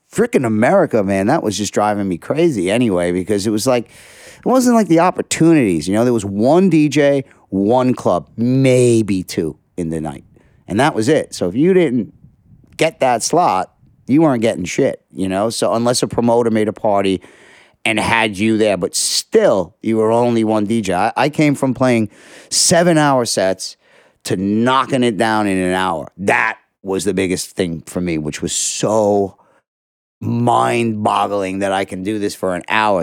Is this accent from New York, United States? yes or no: yes; New York City, New York, United States; I'm a kid from Sheepshead Bay